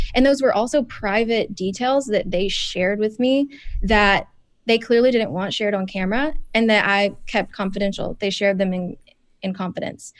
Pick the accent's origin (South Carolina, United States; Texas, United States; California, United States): South Carolina, United States; Spartanburg; Spartanburg teen, my hometown